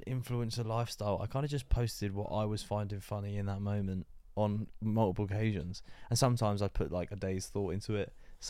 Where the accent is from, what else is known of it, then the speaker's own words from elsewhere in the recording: Luton, East of England, United Kingdom; I am from Luton.